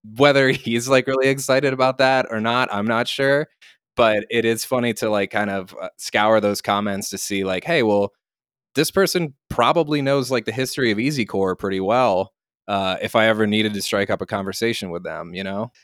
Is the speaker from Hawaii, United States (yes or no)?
no; Lancaster, Pennsylvania, United States; I grew up in Lancaster, Pennsylvania, which is a town about halfway between Philadelphia and Harrisburg and Baltimore.